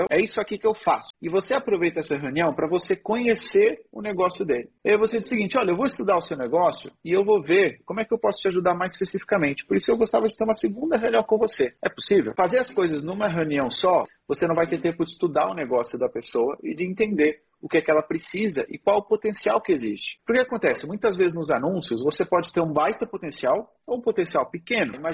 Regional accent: Luanda, Luanda Province, Angola; Sim, sou de Angola.

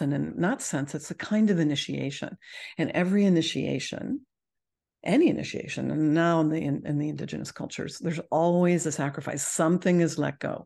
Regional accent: Canada; I'm Canadian

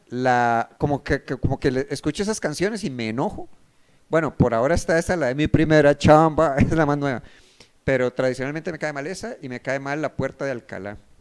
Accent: Costa Rica; soy de Costa Rica

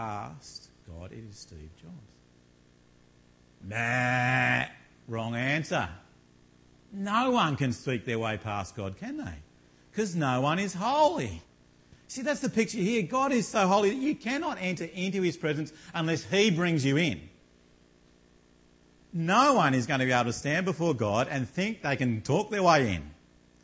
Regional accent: Launceston, Tasmania, Australia; moved away; I come from Launceston in Tasmania

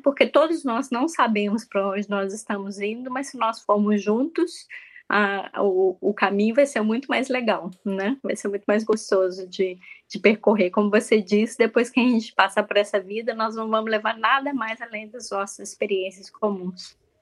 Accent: Minas Gerais, Brazil; also born or lived in Lake Constance, Germany; now in Germany; como uma boa mineira

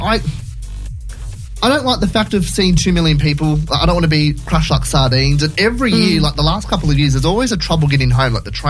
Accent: Sydney, New South Wales, Australia; also born or lived in Central Coast, New South Wales; now in Gosford, Australia; I grew up in Sydney, lived in Sydney for 10 years, been on the coast for 12.

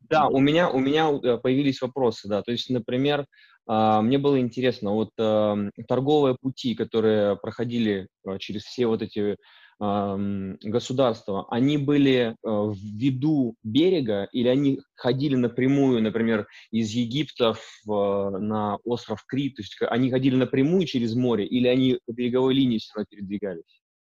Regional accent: Urals, Russia; moved away as an adult; also born or lived in Perm; now in Canada; я сам родился на Урале, а, и как бы волей судьбы и моих а, выборов оказался в Канаде.

